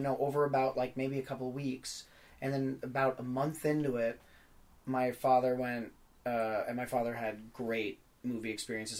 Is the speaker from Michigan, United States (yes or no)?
no; New York City, New York, United States; I grew up in New York City